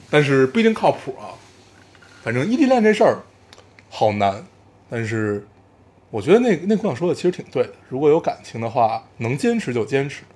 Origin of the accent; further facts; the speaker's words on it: Beijing, China; 我们所有上过的学校全部都在海淀